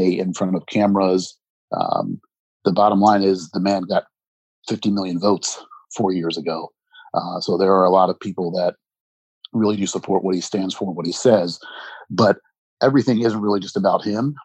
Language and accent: English; United States; I'm an American